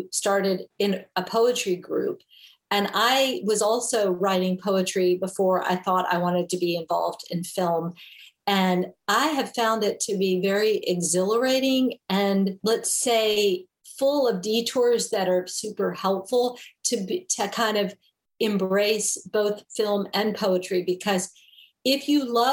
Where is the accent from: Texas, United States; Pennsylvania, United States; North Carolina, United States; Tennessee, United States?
Tennessee, United States; Memphis; first language English; moved away; I grew up in Memphis, Tennessee.